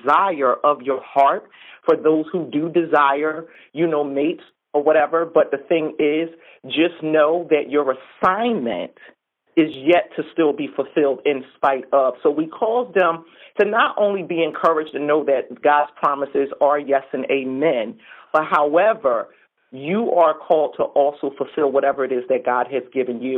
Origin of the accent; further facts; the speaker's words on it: Philadelphia, Pennsylvania, United States; I'm from Philadelphia, born and raised